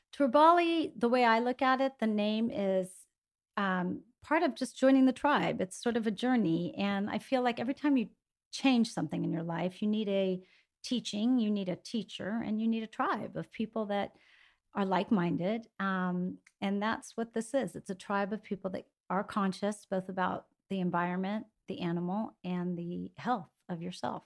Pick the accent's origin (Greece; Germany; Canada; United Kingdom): Greece; moved away; growing up in Greece